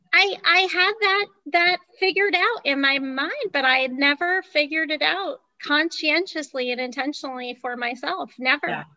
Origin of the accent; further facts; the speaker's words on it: New Jersey, United States; also born or lived in Ohio; We're in New Jersey, where I was raised.